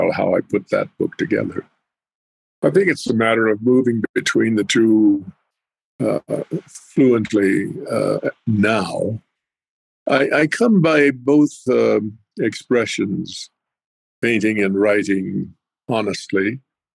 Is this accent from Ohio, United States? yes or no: no; Pueblo of Jemez, north central New Mexico, United States; moved away; also born or lived in Navajo reservation / Apache reservations; for the longest period of time, I lived at the Pueblo of Jemez in north central New Mexico.